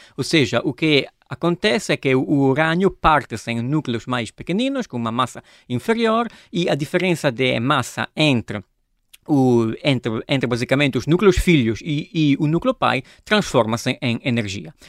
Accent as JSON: {"language": "Portuguese", "country": "Italy", "also_born_or_lived": "Genoa, Italy", "second_language": "Portuguese", "moved": "as an adult", "lives_now": "Lisbon, Portugal", "said": "sou italiano"}